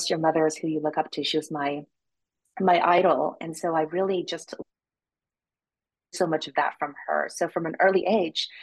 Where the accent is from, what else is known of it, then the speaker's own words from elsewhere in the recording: Rowland Heights, California, United States; also born or lived in Taipei, Taiwan / China; I grew up in Roland Heights, the San Gabriel Valley, which we now refer to like as the 626, the area code